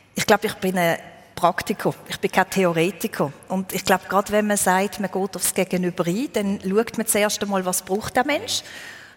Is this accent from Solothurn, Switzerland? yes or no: no; Therwil, Basel-Landschaft, Switzerland; moved away as an adult; also born or lived in Alsace, France; now in France; ich bin in Terwil aufgewachsen, das ist ein Steinwurf entfernt von ja. dort, wo ich wohne.